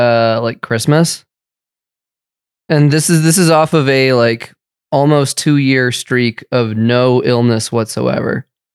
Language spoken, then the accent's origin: English; the West, United States; growing up in the West